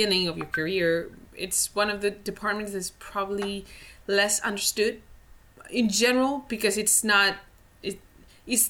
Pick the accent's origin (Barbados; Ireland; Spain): Spain; moved away as an adult; now in Vancouver, Canada; I'm originally from Spain, and now I live in Canada, in Vancouver, in rainy Vancouver.